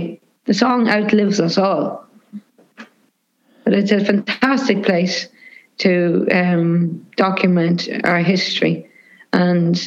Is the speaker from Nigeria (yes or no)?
no; Cavan, Ulster, Ireland; a lot of the music that I grew up listening to in Cavan would have been American music